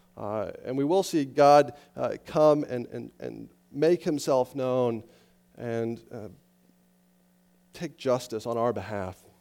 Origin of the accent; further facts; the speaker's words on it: Estes Park, Colorado, United States; I grew up in Estes Park, Colorado, up in the mountains